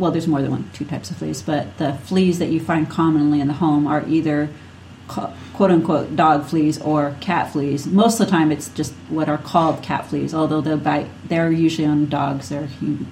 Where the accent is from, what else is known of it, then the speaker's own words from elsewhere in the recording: Minnesota, United States; accent: Minnesota; If you say it funny, just say it's my accent. That is a Minnesota accent.